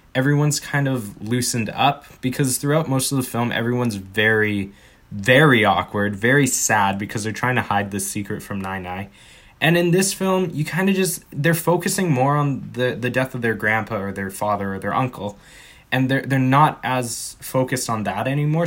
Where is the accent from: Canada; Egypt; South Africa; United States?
Canada; we're Canadian